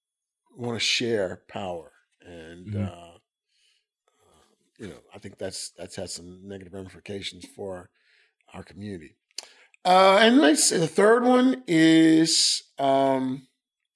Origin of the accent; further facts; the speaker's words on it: Memphis, Tennessee, United States; now in South Louisiana, United States; if you're from Memphis, you grew up in the 80s and 70s like